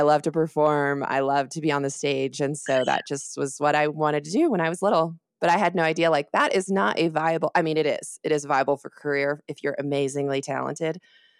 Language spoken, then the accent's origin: English; Austin, Texas, United States; So I was born in Austin, Texas. I'm actually a Texan. But I moved around all the time.